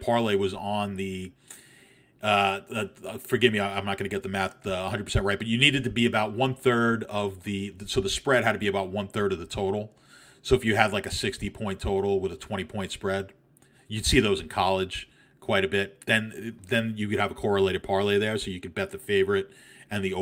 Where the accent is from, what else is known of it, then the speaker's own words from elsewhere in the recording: New York, United States; I'm from New York